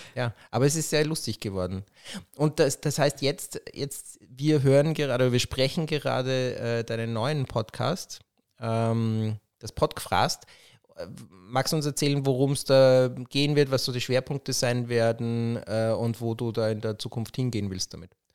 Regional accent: Vienna, Austria; als jemand, der in Wien aufgewachsen ist

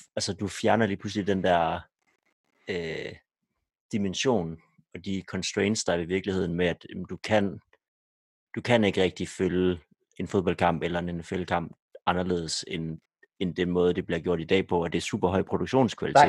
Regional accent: Denmark; som danskere

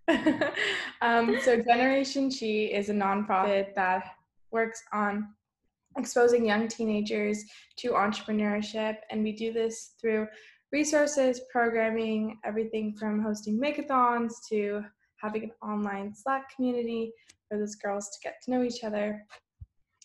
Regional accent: Bay Area, California, United States; growing up in the Bay Area

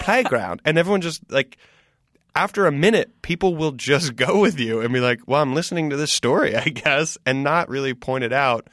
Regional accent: the South, United States; growing up in the South

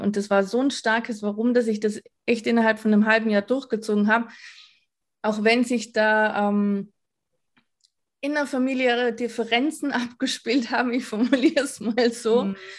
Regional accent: Vorarlberg, Austria; Ich komme aus Vorarlberg, also Westösterreich

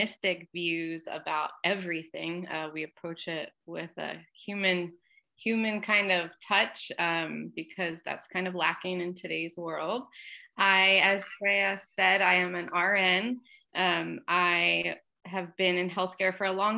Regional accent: Norristown, Pennsylvania, United States; Montgomery County Community College, which was a local community college in my hometown

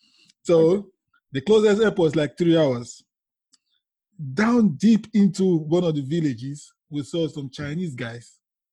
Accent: Niger Delta, Nigeria; moved away; I'm from the Delta in Nigeria.

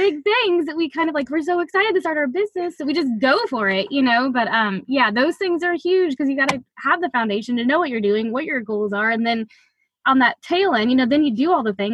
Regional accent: the South, United States; moved away; I'm from the South

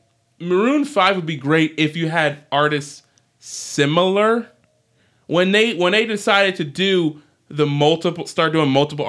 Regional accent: Atlanta, Georgia, United States; This is Atlanta. This is my hometown. Of course, I'm gonna do it.

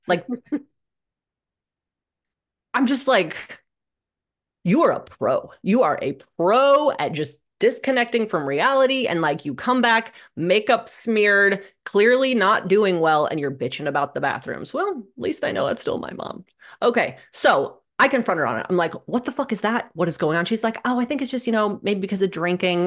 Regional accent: Omaha, Nebraska, United States; I grew up in Omaha, Nebraska

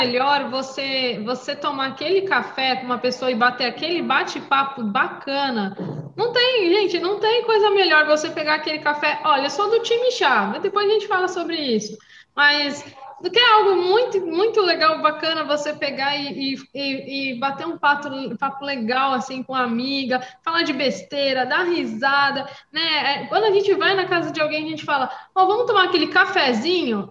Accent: São Paulo, Brazil; also born or lived in Praia Grande; eu sou de outro estado, sou paulista, sou caiçara

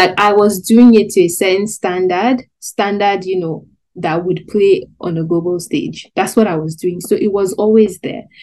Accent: Nigeria; I'm also a young Nigerian

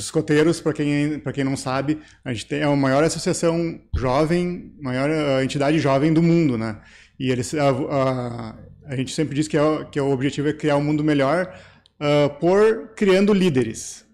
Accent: Três Coroas, Rio Grande do Sul, Brazil; also born or lived in Taquara / São Francisco / Candelária; Eu nasci em Taquara, morei minha vida inteira em Três Coroas

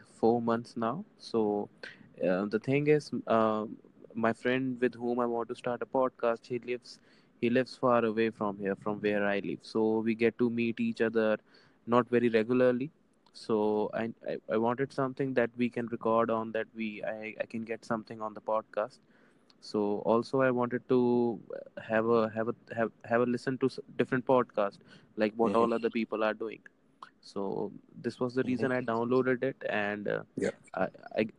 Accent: India; It's an Indian name. I'm from India

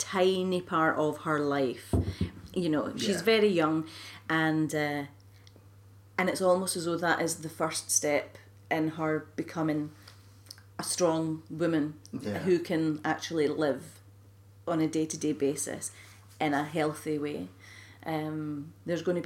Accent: Scotland, United Kingdom; I'm from Scotland

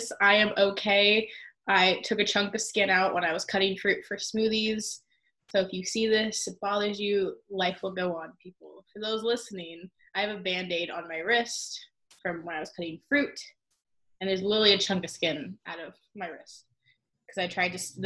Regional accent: Arizona, United States; I'm from Arizona.

